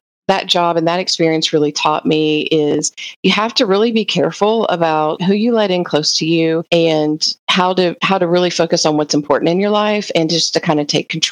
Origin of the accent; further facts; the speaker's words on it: Hamilton, Ohio, United States; I grew up in Ohio, a very small town called Hamilton